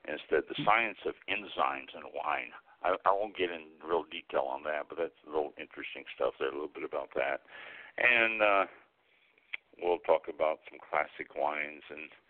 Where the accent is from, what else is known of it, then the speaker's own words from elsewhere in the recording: Kansas City, Missouri, United States; I was born and raised in Kansas City, Missouri